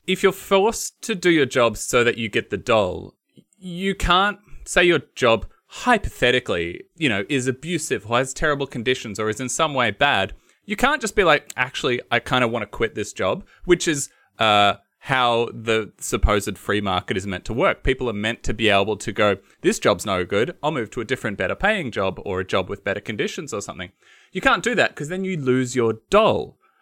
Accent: Western Victoria, Australia; I come from Western Victoria, so there's no fruit

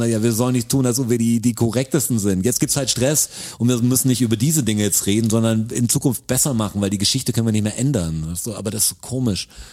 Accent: Germany; ich bin Deutscher

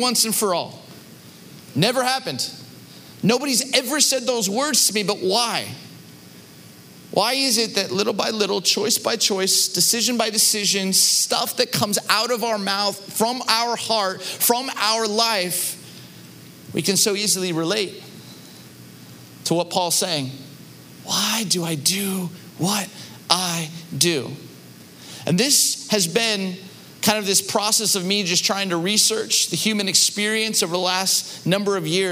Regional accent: Southern California, United States; moved away as an adult; now in Chicago, United States; Growing up in Southern California

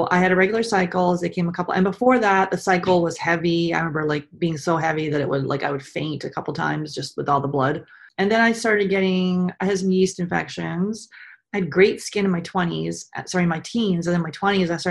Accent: Canada; I grew up in Canada. I'm just outside of Toronto

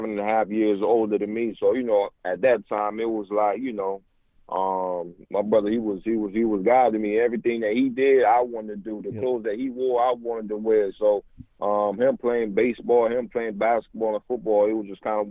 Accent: Newport News, Virginia, United States; moved away as an adult; also born or lived in Indianapolis / San Francisco / Arizona / New York; my hometown, Newport News, Virginia

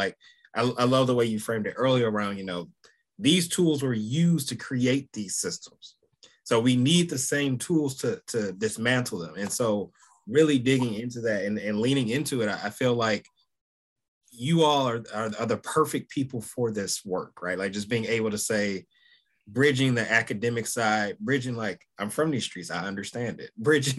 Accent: Detroit, Michigan, United States; I'm from Detroit, I'm from the West Side, you know, Puritan and Greenfield, Finkel and Greenfield, depending on how I feel that particular day

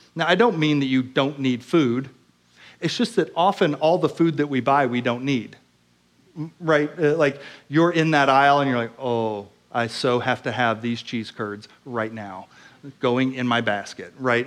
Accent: Oklahoma, United States; I grew up in Oklahoma

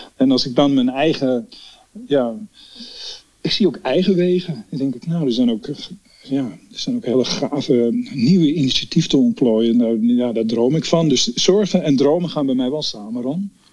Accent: Amsterdam, North Holland, Netherlands; ik ben echt een Amsterdammer.

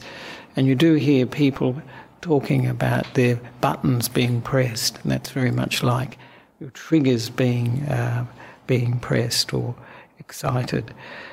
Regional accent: Australia; also born or lived in Sri Lanka / Western Australia; now in Victoria, Australia; I'm an Australian monk

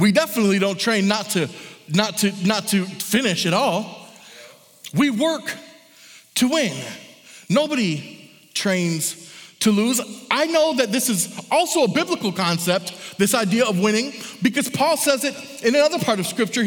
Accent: Michigan, United States; I'm from Michigan.

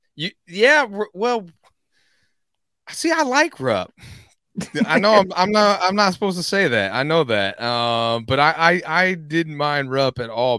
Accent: Evansville, Indiana, United States; growing up in Evansville

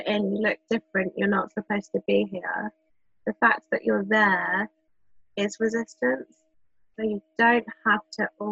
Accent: London, United Kingdom; Growing up in London

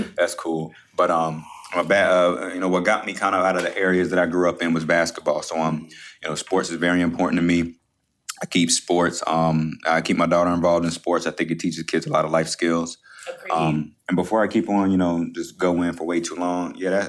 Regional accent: Jacksonville, Florida, United States; I'm from Jacksonville, Florida. From Jacksonville, Florida.

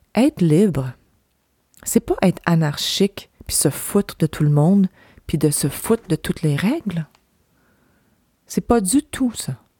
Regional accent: Gaspésie, Quebec, Canada; moved away; ici, là, chez moi, en Gaspésie

